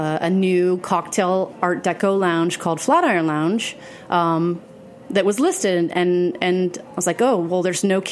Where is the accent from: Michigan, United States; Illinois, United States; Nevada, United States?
Nevada, United States; Las Vegas; moved away as an adult; also born or lived in Phoenix, Arizona / Dallas, Texas; now in New York City, United States; I grew up in the Southwest. I was born in Phoenix. Grew up in Vegas